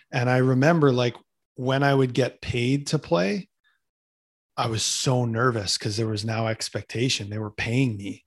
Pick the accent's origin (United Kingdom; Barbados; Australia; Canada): Canada; I'm a Canadian kid